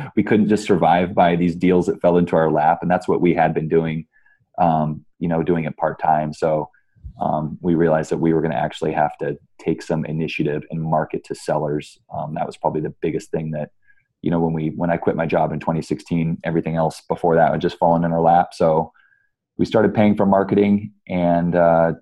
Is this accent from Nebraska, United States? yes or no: yes; Omaha, Nebraska, United States; also born or lived in California; I grew up here in Omaha, Nebraska